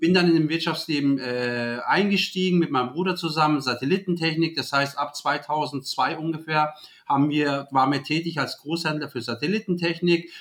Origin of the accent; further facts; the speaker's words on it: Germany; ich bin hier geboren, hier aufgewachsen in Deutschland